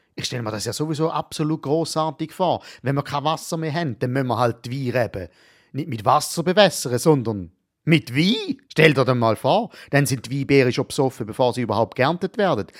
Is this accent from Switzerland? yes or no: yes; Switzerland; als Schweizer Bürger